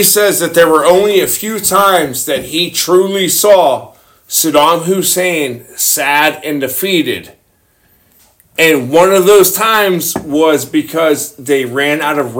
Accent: Texas, United States; and I grew up in Texas

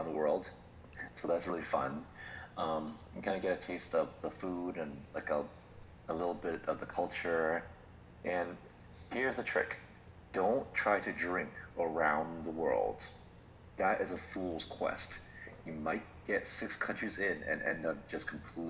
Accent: Florida, United States; we're from Florida

